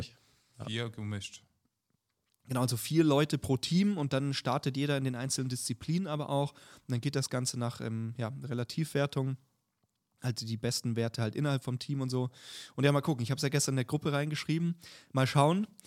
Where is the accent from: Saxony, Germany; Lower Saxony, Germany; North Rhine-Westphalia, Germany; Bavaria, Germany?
Bavaria, Germany; ich komme ja aus Bayern